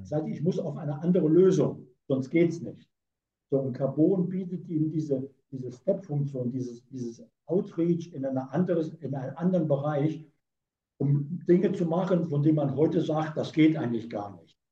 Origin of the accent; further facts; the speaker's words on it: Saarland, Germany; now in Hamburg, Germany; Ich bin geborener Saarländer